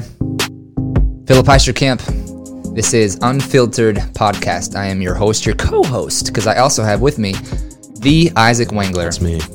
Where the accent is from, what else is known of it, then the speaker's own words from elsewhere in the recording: Jefferson, Iowa, United States; born and raised Jefferson, Iowa